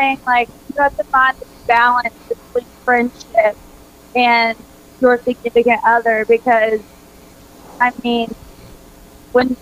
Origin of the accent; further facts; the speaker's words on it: Kentucky, United States; now in Nashville, United States; I'm from Kentucky, like I said, and everyone in Kentucky is a basketball fan. And I grew up watching a lot of basketball